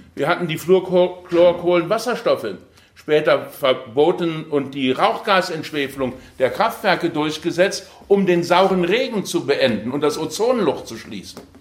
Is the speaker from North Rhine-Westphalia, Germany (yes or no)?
no; Ensdorf, Saarland, Germany; also born or lived in Aachen; Ich komme aus dem Saarland, im Saarland fließt die Saar